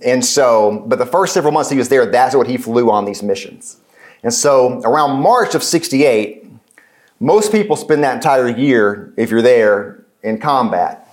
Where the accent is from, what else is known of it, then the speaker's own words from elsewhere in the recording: West Tennessee, United States; I grew up in West Tennessee